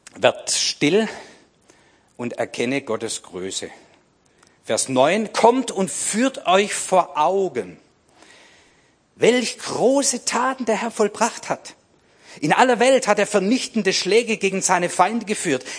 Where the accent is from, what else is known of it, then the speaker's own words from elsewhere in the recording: Swabia, Germany; ich bin Schwabe